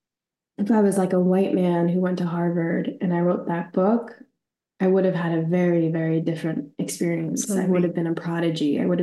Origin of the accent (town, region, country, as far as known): Australia; born or raised there; also born or lived in Waterloo, Canada / Bangladesh